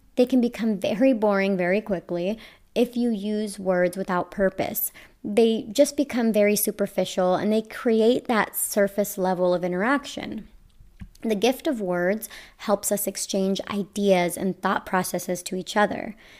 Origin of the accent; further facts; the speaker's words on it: Las Vegas, Nevada, United States; I grew up in Las Vegas